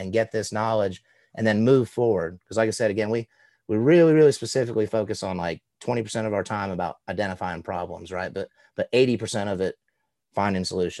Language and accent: English; Southeast, United States; born or raised there